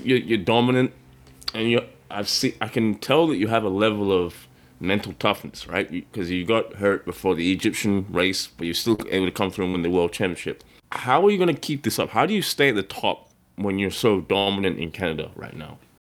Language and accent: English; Australia; I'm Australian